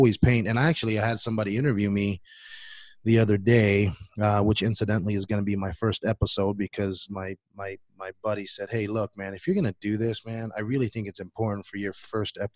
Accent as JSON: {"language": "English", "country": "Samoa", "tie": "born or raised there", "second_language": "English", "moved": "yes", "said": "I was born and raised in Western Samoa. That's the independent country of Samoa, now known as Samoa."}